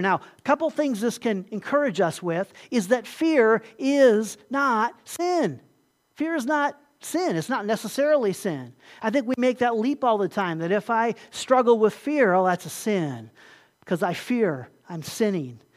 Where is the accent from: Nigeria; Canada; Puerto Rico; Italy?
Puerto Rico; moved away; also born or lived in Ohio; growing up in Puerto Rico there